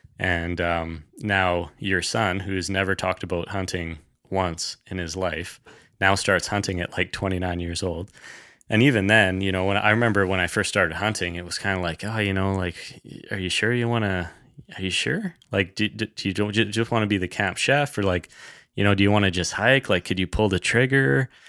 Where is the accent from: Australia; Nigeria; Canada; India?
Canada; British Columbia; I grew up in the Kootenays. So, you know, we were outdoors folks right from the beginning